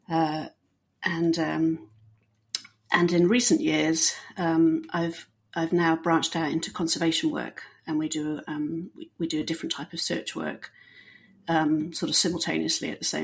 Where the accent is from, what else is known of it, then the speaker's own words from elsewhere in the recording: Bahrain; also born or lived in England; I am British, uh, born and um, not raised in Britain. I actually uh, grew up in Bahrain.